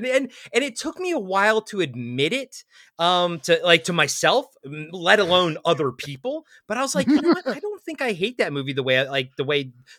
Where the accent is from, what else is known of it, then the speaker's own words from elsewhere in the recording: Maryland, United States; now in Oregon, United States; I am from Maryland